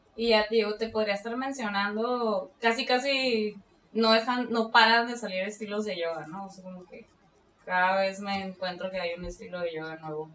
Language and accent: Spanish; Mexicali, Baja California, Mexico; soy de aquí de Mexicali